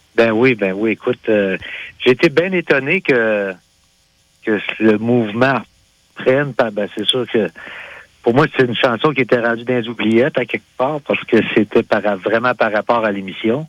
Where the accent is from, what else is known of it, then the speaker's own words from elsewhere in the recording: Sayreville, Quebec, Canada; also born or lived in Sherbrooke, Quebec; suis natif de Sayreville.